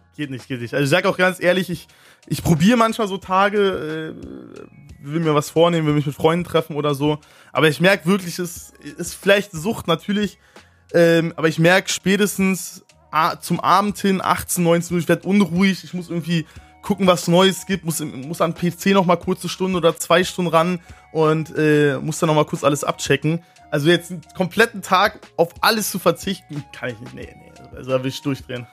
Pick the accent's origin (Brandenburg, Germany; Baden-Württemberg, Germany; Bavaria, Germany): Brandenburg, Germany; Neuruppin; Ich sag meistens, ich komme aus Berlin, weil die meisten kennen eh nicht Neuropin